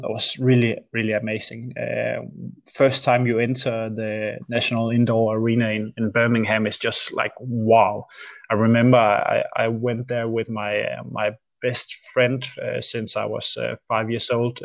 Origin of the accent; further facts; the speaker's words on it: Aarhus, Central Denmark Region, Denmark; AGF is the local football club here in Aarhus, where I'm from